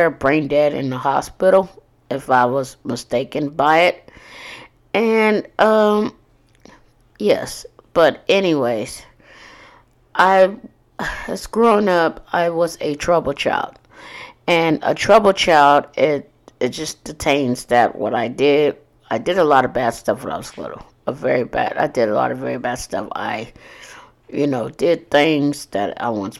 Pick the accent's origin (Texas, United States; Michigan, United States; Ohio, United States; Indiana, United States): Texas, United States; Corpus Christi; Born and raised in Corpus Christi, Texas